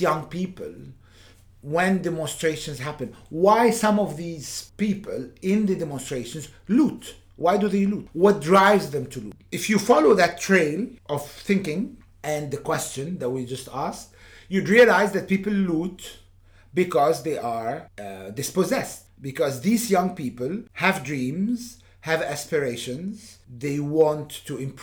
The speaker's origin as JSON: {"language": "English", "town": "Cairo", "region": "Cairo Governorate", "country": "Egypt", "also_born_or_lived": "Canada", "moved": "yes", "lives_now": "London, United Kingdom", "said": "I'm from Cairo, but I've been living in London for 16 years"}